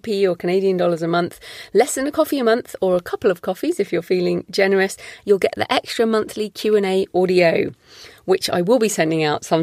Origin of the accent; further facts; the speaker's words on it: United Kingdom; I'm British.